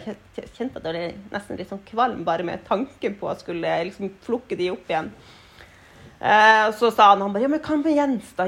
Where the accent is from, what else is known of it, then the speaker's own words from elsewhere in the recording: Tromsø, Troms, Norway; Jeg har bodd i Tromsø hele livet, helt fra jeg var ett år. Så eh, vokste opp her.